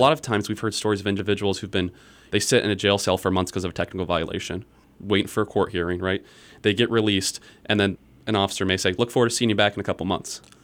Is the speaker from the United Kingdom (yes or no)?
no; Iowa, United States; also born or lived in Virginia; I was born and raised in Iowa